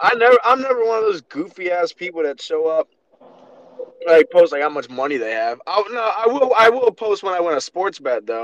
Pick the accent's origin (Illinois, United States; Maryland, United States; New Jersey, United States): Maryland, United States; Baltimore; I'm from Baltimore